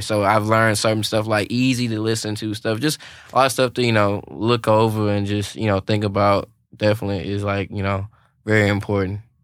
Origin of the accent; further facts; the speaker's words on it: Louisiana, United States; now in Nashville, United States; I'm from Louisiana